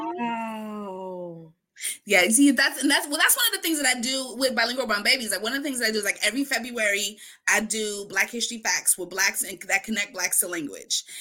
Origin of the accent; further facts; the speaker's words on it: Wisconsin, United States; Mi respuesta cada vez, Wisconsin